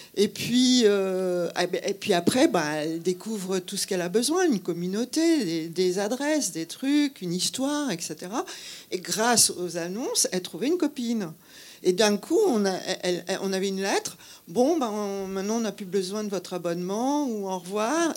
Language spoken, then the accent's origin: French; Brittany, France; moved away; also born or lived in Paris; je venais de Bretagne